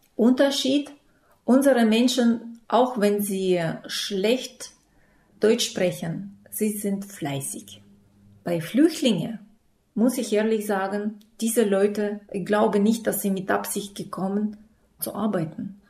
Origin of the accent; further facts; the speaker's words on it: Issyk, Almaty Region, Kazakhstan; German is a second language; moved away as an adult; now in Germany; Ich komme aus Kasachstan, äh, aus kleinen Stadt Isik